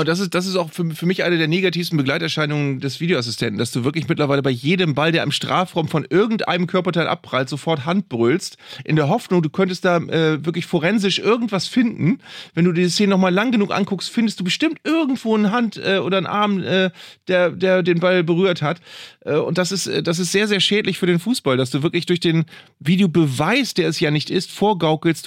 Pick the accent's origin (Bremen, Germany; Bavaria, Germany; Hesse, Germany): Bremen, Germany; als Bremer